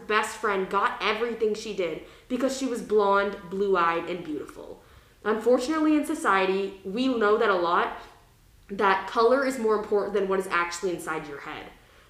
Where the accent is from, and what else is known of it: United States; born or raised there